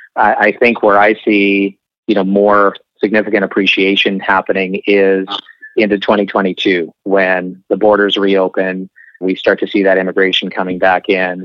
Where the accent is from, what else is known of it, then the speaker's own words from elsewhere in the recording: Okanagan, British Columbia, Canada; now in Vancouver, Canada; I'm I'm from the Okanagan